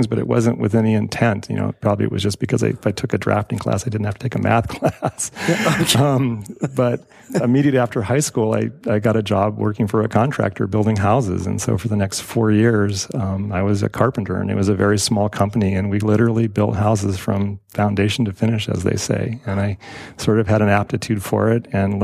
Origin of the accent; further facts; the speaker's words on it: Carmel, California, United States; I grew up in Carmel